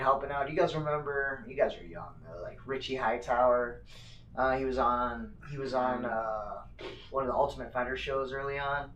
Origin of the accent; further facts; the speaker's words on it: Phoenix, Arizona, United States; also born or lived in Northern Colorado; 59th Avenue and Camelback is kind of where I grew up, and um, shoot, my dad still lives there